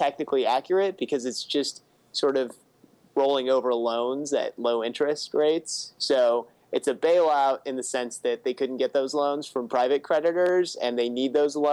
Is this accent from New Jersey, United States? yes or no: no; Chicago, Illinois, United States; I'm from Chicago and very glad to be back in my favorite city in the world